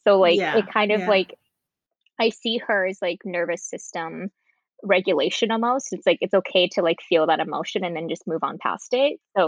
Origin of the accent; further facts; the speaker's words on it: California, United States; I've always loved rollerblading because I grew up in California and skate culture was huge there.